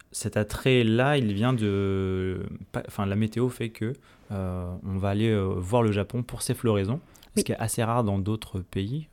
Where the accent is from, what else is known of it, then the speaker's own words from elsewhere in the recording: France; chez nous en France